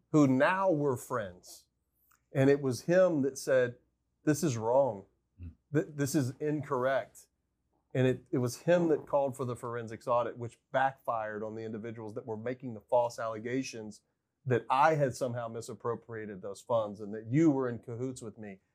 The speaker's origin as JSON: {"language": "English", "country": "United States", "said": "felt so much pride in being an American"}